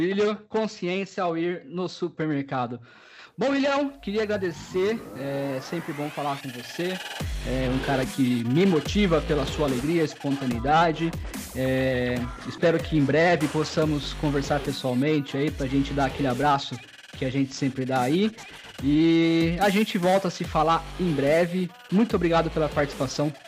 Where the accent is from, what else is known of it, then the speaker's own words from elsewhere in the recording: Americana, São Paulo, Brazil; eu sou de Americana, uma cidade que faz uma das maiores festas do peão